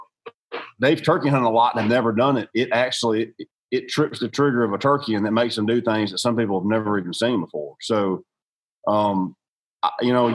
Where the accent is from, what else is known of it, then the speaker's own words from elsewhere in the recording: Georgia, United States; I grew up in the South. I'm from Georgia